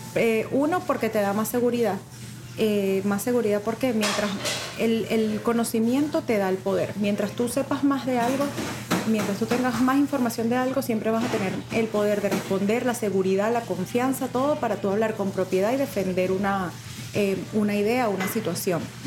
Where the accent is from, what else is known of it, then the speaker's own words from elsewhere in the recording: Mérida, Venezuela; moved away as an adult; also born or lived in Caracas; now in United States; yo soy de Mérida, ¿verdad? Em, vivía con mi abuela